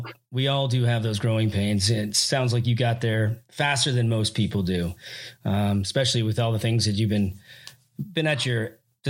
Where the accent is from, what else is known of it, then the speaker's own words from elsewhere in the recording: Hollywood, California, United States; And I grew up in Hollywood myself. It's from 17 on.